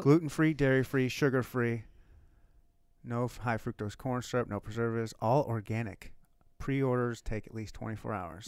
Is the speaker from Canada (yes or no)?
no; Upper Michigan, United States; I was born and raised in Upper Michigan.